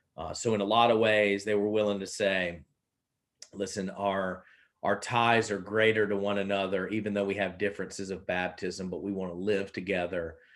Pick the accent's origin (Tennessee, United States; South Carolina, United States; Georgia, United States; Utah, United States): South Carolina, United States; now in New England, United States; I grew up in South Carolina